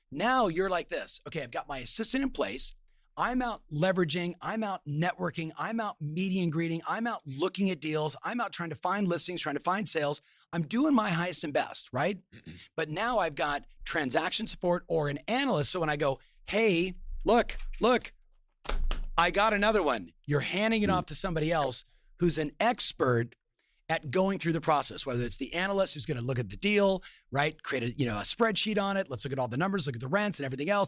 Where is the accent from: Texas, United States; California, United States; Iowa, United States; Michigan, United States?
California, United States; Southern; I'm born and raised in Southern California